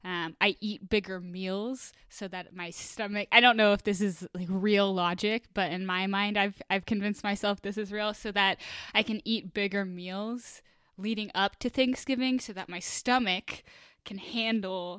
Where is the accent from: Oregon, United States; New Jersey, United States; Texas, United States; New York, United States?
Texas, United States; I grew up in Texas